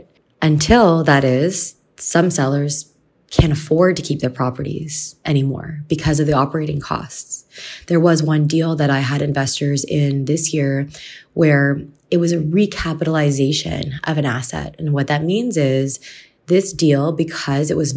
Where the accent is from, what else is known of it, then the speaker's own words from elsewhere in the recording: Canada; I'm from Canada